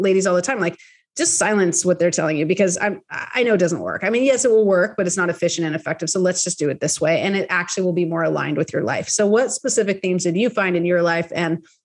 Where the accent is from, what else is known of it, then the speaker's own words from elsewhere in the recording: Bay Area, California, United States; I'm from the Bay Area